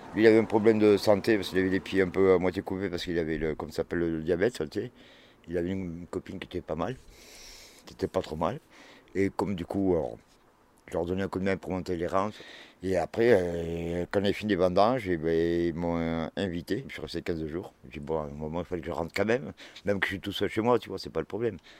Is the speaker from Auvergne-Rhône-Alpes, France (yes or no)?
yes; Cantal, Auvergne-Rhône-Alpes, France; je suis né dans le Cantal